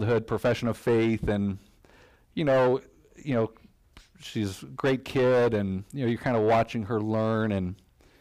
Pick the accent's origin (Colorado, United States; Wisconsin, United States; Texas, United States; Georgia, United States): Colorado, United States; Denver; moved away as an adult; now in Kalamazoo, United States; I'm from Denver, Colorado